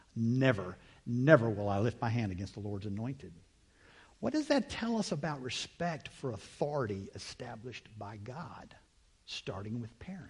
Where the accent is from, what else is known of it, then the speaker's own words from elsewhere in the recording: United States; I'm an American